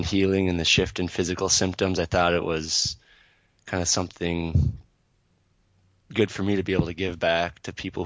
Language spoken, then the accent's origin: English; Twin Cities area, Minnesota, United States; I grew up in just outside of the Twin Cities area